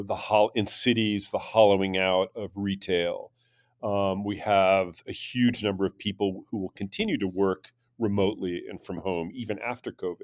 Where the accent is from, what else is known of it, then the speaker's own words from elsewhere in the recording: United States; speaking as an American